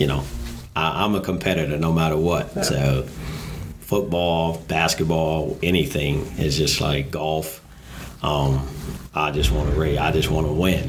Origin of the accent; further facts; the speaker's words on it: Washington, District of Columbia, United States; I'm from Washington, D.C. Grew up in Southeast Washington, D.C.